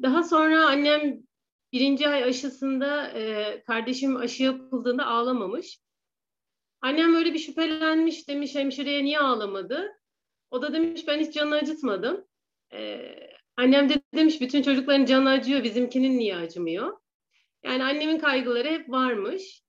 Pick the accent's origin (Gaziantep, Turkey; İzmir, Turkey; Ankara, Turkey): Ankara, Turkey; 1985 Ankara doğumluyum.